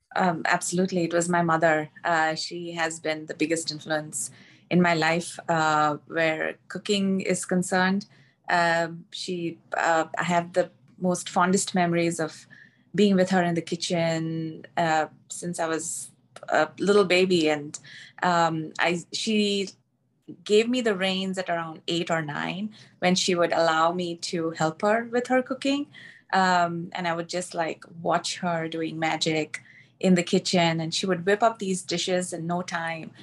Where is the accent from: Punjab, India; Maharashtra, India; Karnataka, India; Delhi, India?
Maharashtra, India; Mumbai; moved away as an adult; now in United States; I'm from Bombay, uh, or Mumbai, which is in the state of Maharashtra